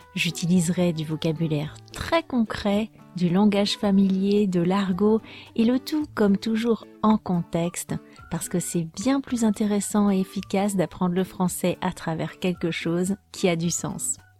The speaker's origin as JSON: {"language": "French", "country": "France", "said": "je suis française"}